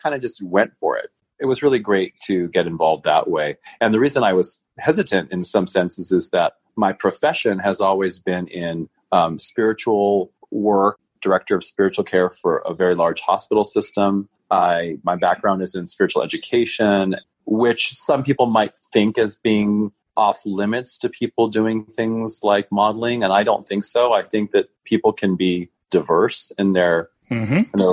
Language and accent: English; Reno, Nevada, United States; I'm from Reno, Nevada. born and raised